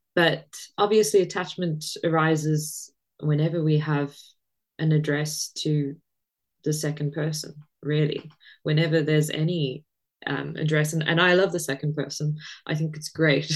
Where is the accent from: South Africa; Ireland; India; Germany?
South Africa; growing up in South Africa, you it's a very religious country